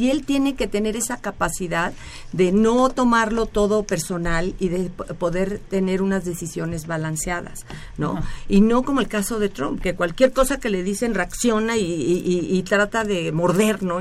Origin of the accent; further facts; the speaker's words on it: Mexico; nosotros aquí en México